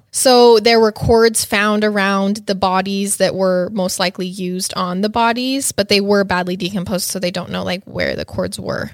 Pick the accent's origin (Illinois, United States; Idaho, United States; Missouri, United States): Idaho, United States; moved away; I'm from Idaho, a smaller town